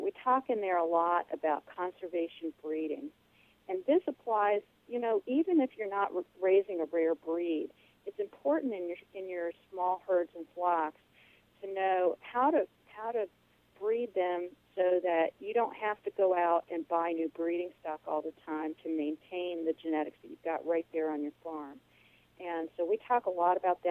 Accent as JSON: {"language": "English", "country": "Puerto Rico", "tie": "born or raised there", "said": "I grew up in Puerto Rico."}